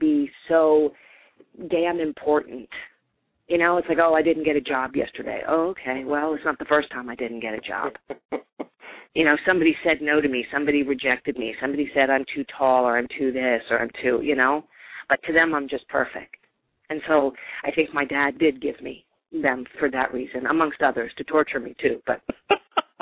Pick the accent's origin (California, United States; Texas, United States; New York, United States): New York, United States; I'm from New York